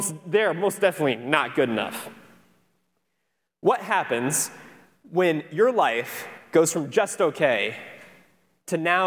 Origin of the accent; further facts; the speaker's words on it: Cedar Rapids, Iowa, United States; now in Florida, United States; I'm from Cedar Rapids, Iowa